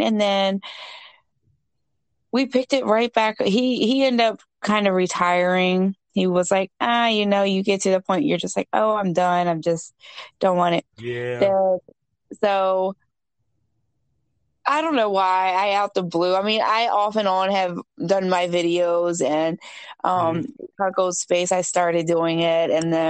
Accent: Maryland, United States; I am from Maryland, born and raised

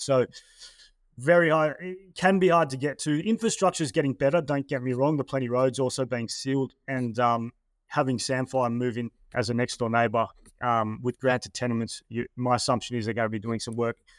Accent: Terrigal, New South Wales, Australia; I'm from Sydney, um, or Terrigal, which is just north of Sydney

